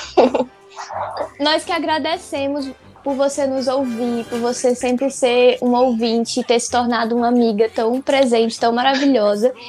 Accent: Northeast Region, Brazil; Eu sou nordestina

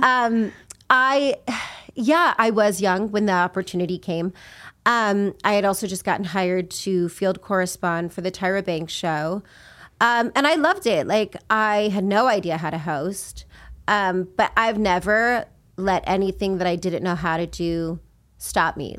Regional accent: Las Vegas, Nevada, United States; moved away; I grew up in Vegas, and, um, I grew up in a rough neighborhood

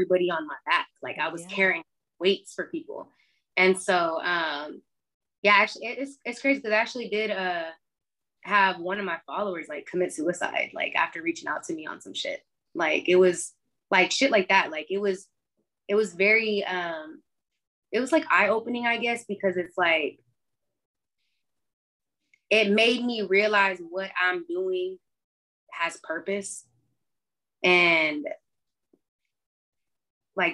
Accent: Austin, Texas, United States; growing up in Austin

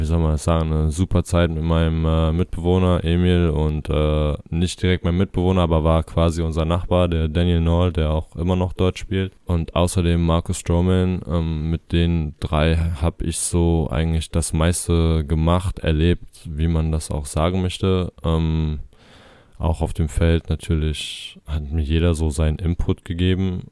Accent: Berlin, Germany; moved away as an adult; now in Itzehoe, Germany; ich komme aus Berlin, ich bin da groß geworden, 18 Jahre habe da, hab ich da gelebt.

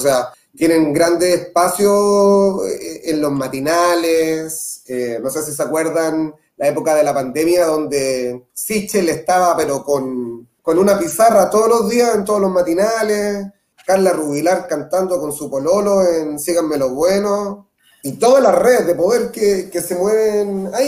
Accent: Concepción, Biobío, Chile; Soy periodista de Concepción

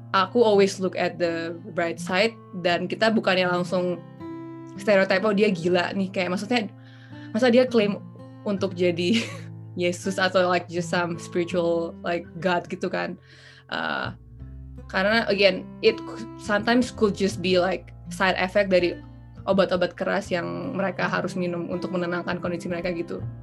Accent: Indonesia; moved away as an adult; aku kan dari Indonesia

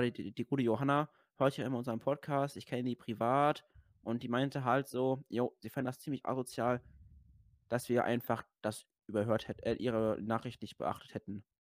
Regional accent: Rhineland-Palatinate, Germany; bei uns in Rheinland-Pfalz

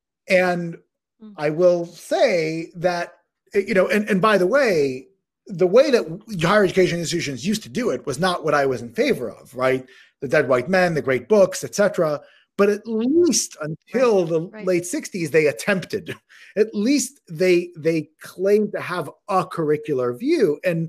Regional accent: Israel; born there; I was born in Israel. My parents learned or did their education in the Israeli educational system.

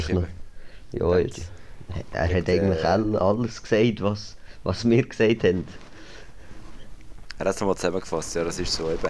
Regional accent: Lucerne, Switzerland; und ja, dort hätten wir als Luzerner sich ganz klar wollen, drei Punkte holen

